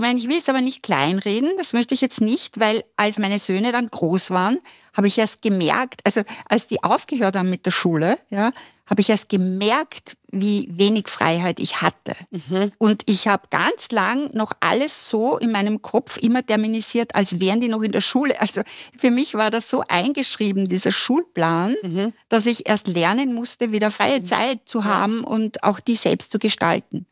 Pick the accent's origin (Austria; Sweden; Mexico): Austria; Styria; now in Vienna, Austria; ich komme aus der Steiermark, ich habe keine Familie in Wien.